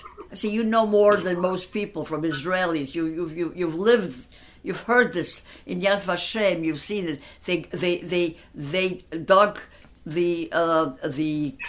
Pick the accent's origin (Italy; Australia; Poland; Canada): Poland; Gdynia, Pomeranian Voivodeship; born there; also born or lived in Danzig; But I was born in a Polish section called Gdynia. And from there, we went back to our hometown when the war started in 1940.